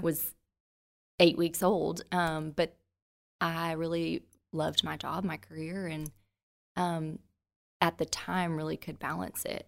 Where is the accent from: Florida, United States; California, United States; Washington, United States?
Florida, United States; Central; moved away as an adult; also born or lived in Jacksonville, Florida / Trussville, Alabama; now in Birmingham, United States; I'm originally from Central Florida